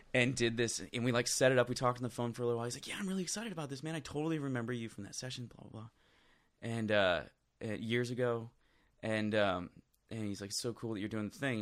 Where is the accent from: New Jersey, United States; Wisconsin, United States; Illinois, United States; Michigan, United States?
Michigan, United States; Flint; moved away; also born or lived in Swartz Creek, Michigan / Nashville; I grew up in Flint, Michigan, mm-hmm. um, just outside of Flint, actually. Swartz Creek, Michigan is where I, am technically from